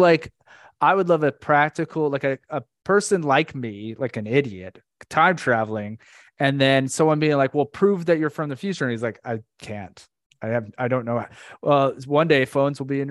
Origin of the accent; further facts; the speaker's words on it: Orlando, Florida, United States; Abby and I grew up in Orlando, Florida